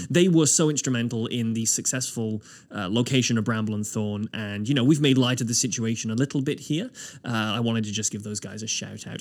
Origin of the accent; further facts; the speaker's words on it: Wales, United Kingdom; now in Nova Scotia, Canada; I grew up in Wales